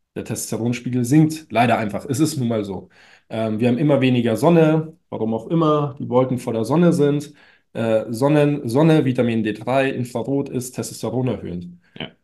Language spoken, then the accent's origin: German; Munich, Bavaria, Germany; bei uns in München